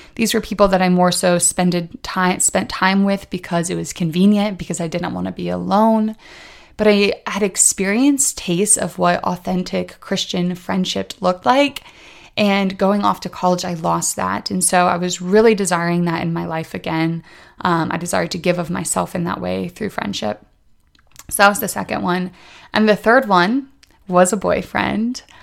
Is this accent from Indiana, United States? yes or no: yes; Indiana, United States; moved away as an adult; now in Washington, D.C., United States; I'm originally from Indiana, but a year ago I moved to Washington, D C